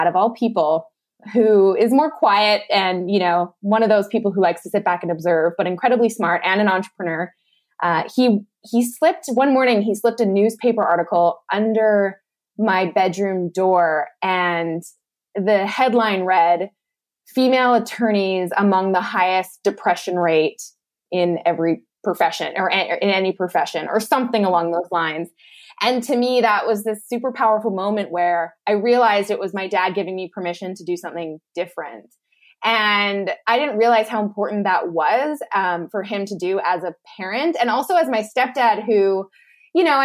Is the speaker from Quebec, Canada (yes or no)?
no; Lethbridge, Alberta, Canada; moved away as an adult; also born or lived in Malaysia; moved back home to my hometown of Lethbridge, Alberta